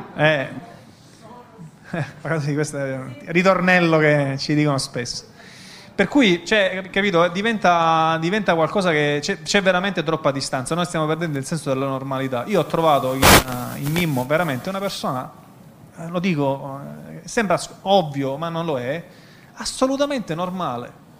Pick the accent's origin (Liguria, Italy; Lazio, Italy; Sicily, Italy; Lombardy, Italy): Sicily, Italy; Messina; Messina, ma la città da cui vengo